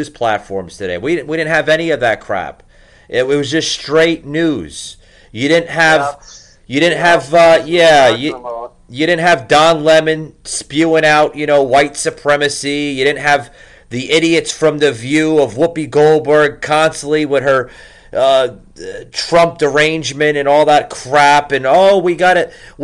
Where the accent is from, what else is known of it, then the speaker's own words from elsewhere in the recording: New Jersey, United States; I grew up in New Jersey